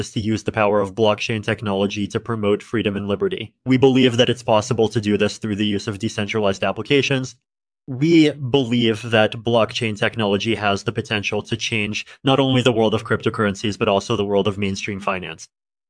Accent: Russia; I grew up in Russia, and I started developing software at a young age.

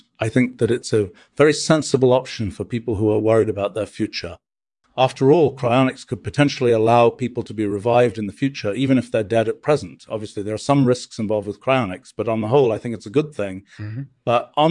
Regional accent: United States; I'm from the United States. I used to live in Boston, but now I live in Wolfram Warburg Village in Stetson Hills.

